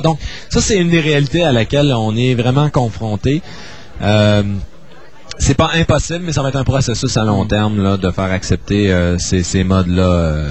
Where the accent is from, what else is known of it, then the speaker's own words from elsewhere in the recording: Chicoutimi, Quebec, Canada; also born or lived in Toronto; je suis né à Toronto pendant les études de mon père, mais disons que de façon générale, là, j'ai toujours demeuré à Chicoutimi